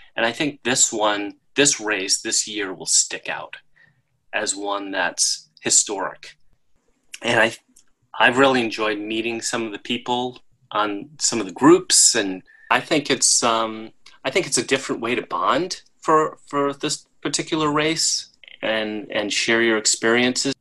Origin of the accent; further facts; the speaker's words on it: Rhode Island, United States; I'm from Rhode Island, the tiniest state in the union